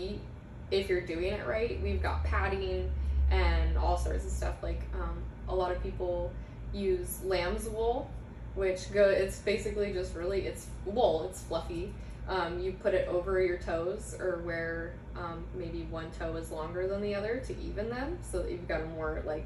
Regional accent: Forest Grove, Oregon, United States; I grew up in Forest Grove

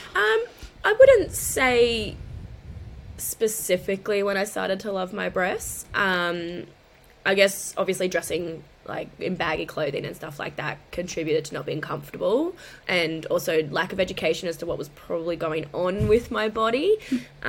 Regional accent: Brisbane, Queensland, Australia; I'm from Queensland, predominantly in Brisbane

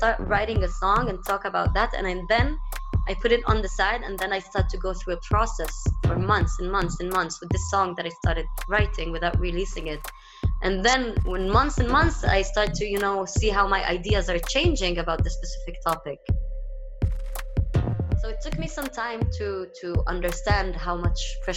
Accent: Haifa, Haifa District, Israel; also born or lived in Tel Aviv, Israel; I am from Haifa. Haifa is a Palestinian city, but it was occupied by Israel

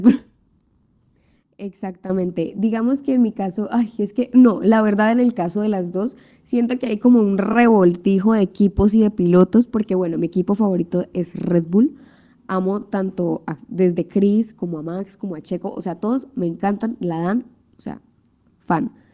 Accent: Colombia; somos colombianas

